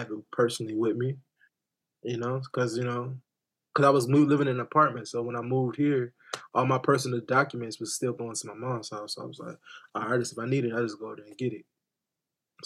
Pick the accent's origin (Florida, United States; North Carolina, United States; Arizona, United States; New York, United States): North Carolina, United States; Wake Forest; I was born in Wake Forest, North Carolina at Wake Med.